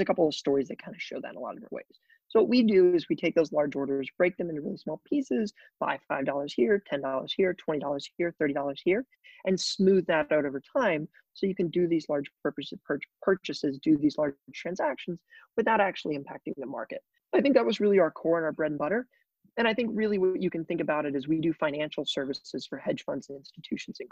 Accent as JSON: {"language": "English", "town": "Springfield", "region": "Missouri", "country": "United States", "tie": "born or raised there", "said": "I typically tell people that I am from Missouri. So I grew up in a small town in Springfield, Missouri"}